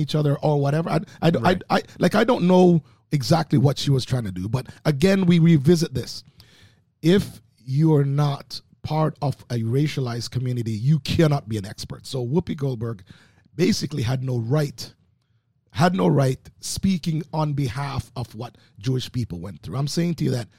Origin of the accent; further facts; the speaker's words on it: Oakville, Ontario, Canada; also born or lived in Jamaica; coming from Jamaica, growing up in Oakville